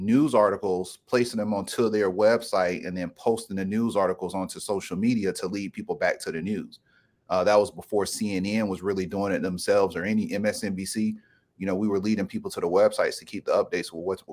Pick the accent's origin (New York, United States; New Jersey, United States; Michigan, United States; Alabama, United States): Alabama, United States; Brewton; I've been tapped in ever since I was born, growing up in Brewton, Alabama, living in the country